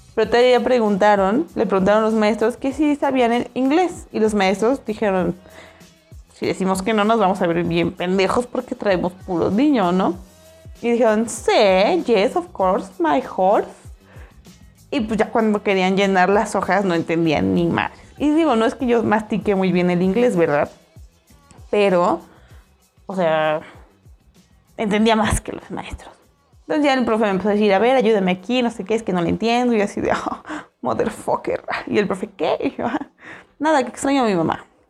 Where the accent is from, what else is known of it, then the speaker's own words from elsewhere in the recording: State of Mexico, Mexico; Y yo, ah, State of Mexico